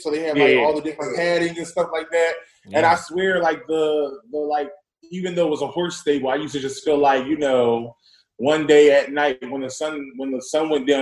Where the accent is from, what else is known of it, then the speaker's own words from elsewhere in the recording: Philadelphia, Pennsylvania, United States; also born or lived in West Oakland; Born and raised in Philadelphia. Was born, raised in Germantown